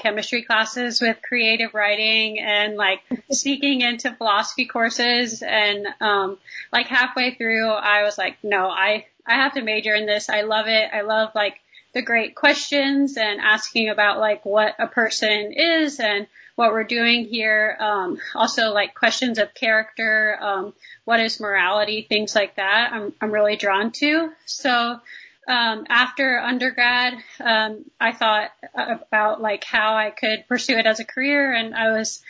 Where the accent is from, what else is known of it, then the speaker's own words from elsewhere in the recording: Northern New Jersey, United States; I'm from Northern New Jersey, kind of the northwest corner. So right in the Appalachian Trails. And I grew up running those trails